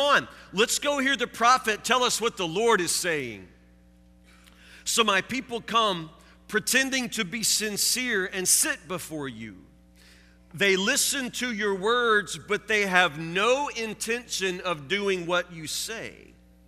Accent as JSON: {"language": "English", "town": "Woodburn", "country": "United States", "tie": "born or raised there", "said": "I grew up here in Woodburn"}